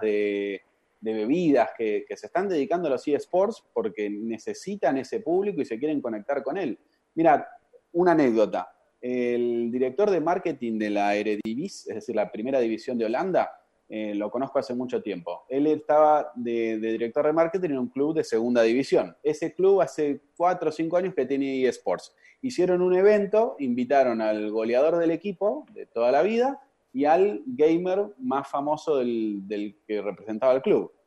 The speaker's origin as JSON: {"language": "Spanish", "country": "Argentina", "moved": "as an adult", "said": "Me fui del país a los 22, 21, 22"}